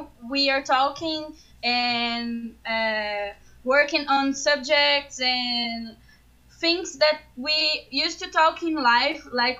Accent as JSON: {"language": "English", "region": "Northeast Region", "country": "Brazil", "tie": "born or raised there", "second_language": "English", "moved": "yes", "lives_now": "São Paulo, Brazil", "said": "And I was born in northeast of Brazil, but I live in São Paulo. For like 17 years now."}